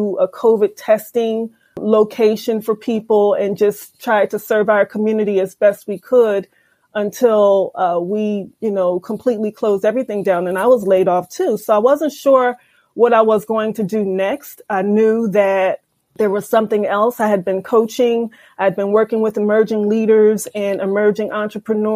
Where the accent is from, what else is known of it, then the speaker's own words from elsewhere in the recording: Philadelphia, Pennsylvania, United States; I was born and raised in Philadelphia and was educated by the Philadelphia public school system all the way through Temple University